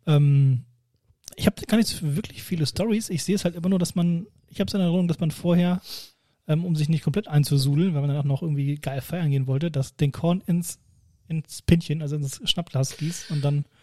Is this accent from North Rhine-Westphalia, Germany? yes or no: no; near Laatzen, Lower Saxony, Germany; now in Hanover, Germany; ich komme aus Bimrode, also nicht weit weg von Laatzen